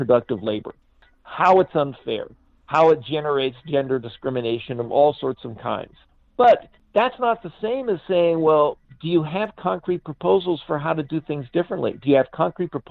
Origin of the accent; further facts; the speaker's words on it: United States; when I was growing up in the United States in the 50s and the 60s.